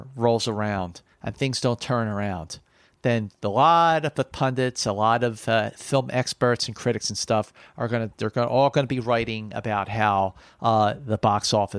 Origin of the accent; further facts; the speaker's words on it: Philadelphia, Pennsylvania, United States; especially people back east, where I grew up in Philly